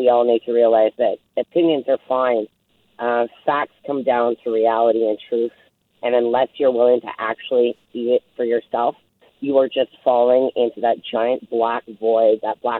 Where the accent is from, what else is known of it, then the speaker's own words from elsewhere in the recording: Nelson, British Columbia, Canada; I grew up in Nelson. I'm born and raised here.